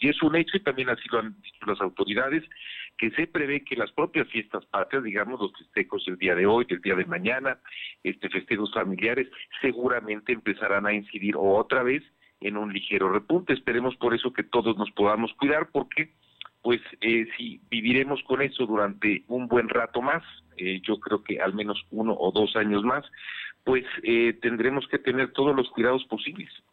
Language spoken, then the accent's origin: Spanish; Puebla, Mexico; como poblanos, como mexicanos